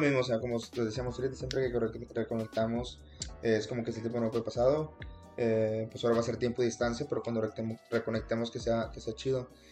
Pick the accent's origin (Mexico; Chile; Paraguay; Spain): Mexico; Monterrey, Nuevo León; moved away; yo soy original de Monterrey